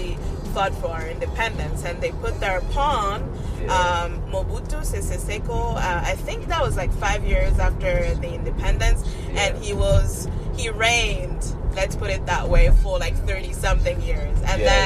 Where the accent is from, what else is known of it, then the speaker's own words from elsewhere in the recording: DR Congo; now in United States; We're from the Democratic Republic of Congo, which is the big Congo, the heart of Africa.